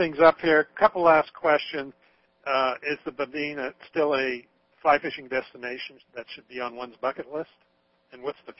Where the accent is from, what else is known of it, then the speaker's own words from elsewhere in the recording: Idaho, United States; I'm from Idaho, where we're now looking at our steelhead runs being eliminated in Idaho.